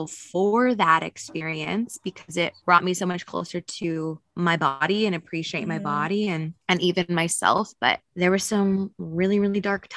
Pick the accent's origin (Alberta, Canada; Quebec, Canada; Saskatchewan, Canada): Saskatchewan, Canada; Saskatoon; moved away; also born or lived in Australia; I'm born and raised in Saskatoon, Saskatchewan